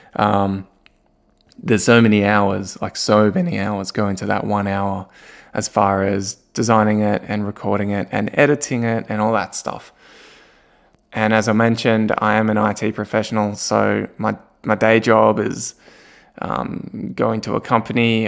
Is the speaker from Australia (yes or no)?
yes; Australia; moved away as an adult; also born or lived in Germany; now in Newcastle, Australia; my family and I, we moved from Germany, which we lived there for eight years, and we moved back to Australia, but to a new city, to Newcastle